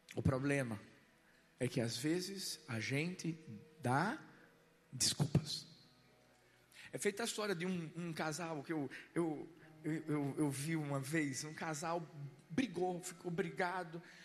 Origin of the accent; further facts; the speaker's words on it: Pernambuco, Brazil; Eu sou pernambucano, nordestino, cabra macho.